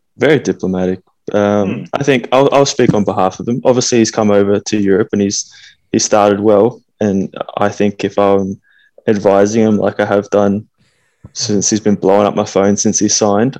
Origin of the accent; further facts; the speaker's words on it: Australia; moved away as an adult; also born or lived in Scotland; we're from Australia, and you know, growing up as as kids